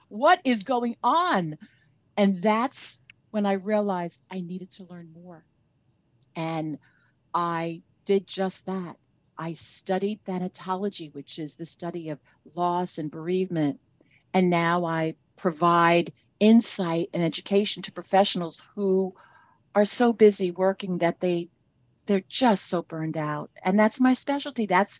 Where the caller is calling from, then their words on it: New Jersey, United States; also born or lived in Boca Raton, Florida; I'm here in New Jersey. I spent 6 months in New Jersey and about 6 months in Boca Raton, Florida.